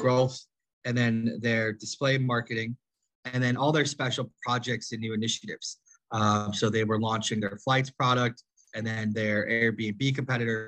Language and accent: English; Midwest, United States; moved away as an adult; also born or lived in Stanford, California / New York / Silicon Valley / Bogotá, Colombia; I'm originally from the U.S. I grew up in the Midwest